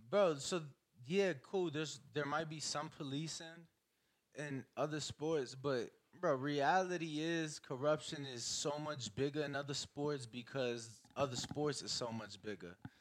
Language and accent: English; Chicago, Illinois, United States; I'm from Chicago